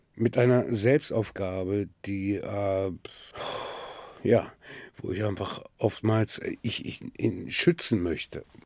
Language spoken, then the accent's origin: German; Bremen, Germany; also born or lived in Silifke, Mersin, Turkey; now in Berlin, Germany; Ich bin in Bremen aufgewachsen